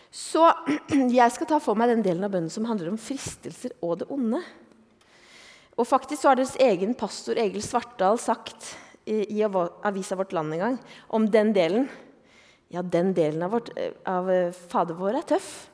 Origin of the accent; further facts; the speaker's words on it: Eastern Norway, Norway; moved away as an adult; also born or lived in Oslo; now in Bergen, Norway; jeg er jo østlending